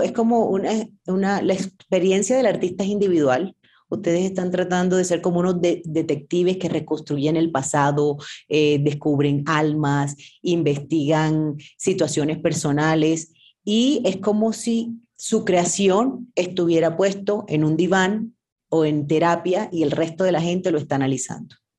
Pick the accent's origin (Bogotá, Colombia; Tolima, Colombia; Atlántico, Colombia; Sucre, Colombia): Sucre, Colombia; Sincelejo; cincelejana, colombiana.